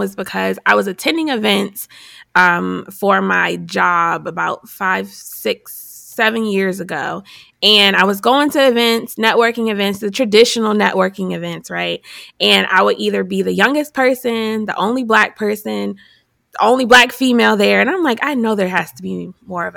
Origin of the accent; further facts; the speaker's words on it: Buffalo, New York, United States; moved away as an adult; now in Hampton Roads, United States; I'm originally from Buffalo, New York, and I came here because I went to Hampton, and then went to ODU for grad school